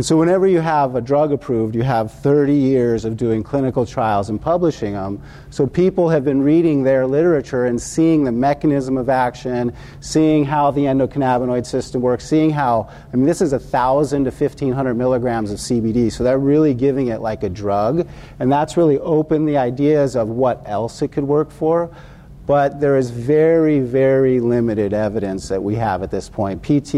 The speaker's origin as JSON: {"language": "English", "town": "Washington", "region": "District of Columbia", "country": "United States", "said": "I'm from Washington, D.C., and we have all these panels, these summits on cannabis"}